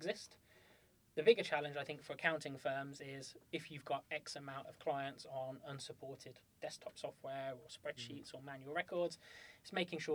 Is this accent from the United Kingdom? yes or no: yes; United Kingdom; we're British